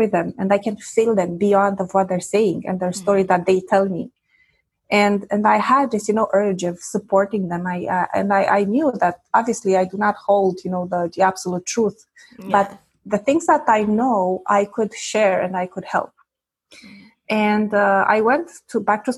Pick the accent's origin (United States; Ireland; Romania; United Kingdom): Romania; first language Romanian; English is a second language; moved away as an adult; now in Quebec, Canada; I was born in Eastern Europe during communist times. And at the age of 16, the big revolution, you know, came about and everything changed. And then at the age of 25, I immigrated